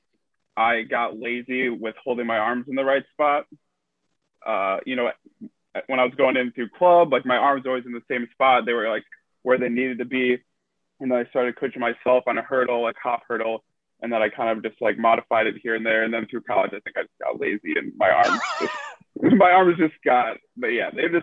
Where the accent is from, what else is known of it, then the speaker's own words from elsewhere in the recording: Naperville, Illinois, United States; moved away; I'm originally from Illinois, from Naperville. It's a suburb outside of southwest of Chicago. I went to Naperville Central High School